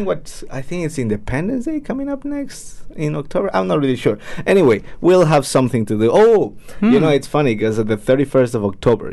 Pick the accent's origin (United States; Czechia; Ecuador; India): Ecuador; now in New Zealand; I'm from Ecuador.